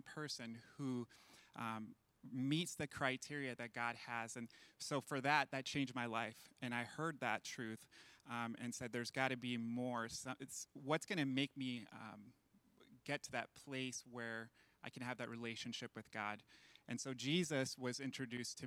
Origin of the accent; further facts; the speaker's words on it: Las Vegas, Nevada, United States; also born or lived in Venezuela; my mom, my brother, and I moved from Venezuela to Las Vegas when I was 6 years old